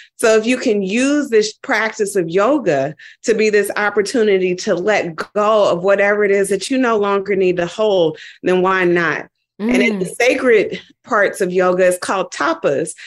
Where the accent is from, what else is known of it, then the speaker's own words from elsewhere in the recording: Dayton, Ohio, United States; moved away; also born or lived in New York; I went back home and I'm from Dayton, Ohio